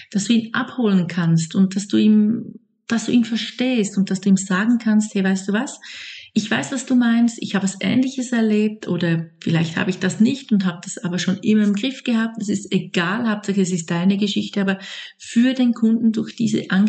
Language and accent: German; Switzerland; now in Lake Zurich, Switzerland; ich komme aus der Schweiz und ich lebe in meiner Familie am Zürichsee